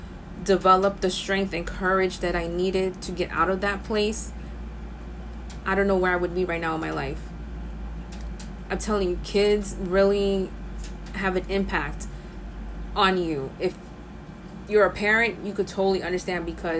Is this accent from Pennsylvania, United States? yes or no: no; New York City, New York, United States; I'm from the Bronx, born and raised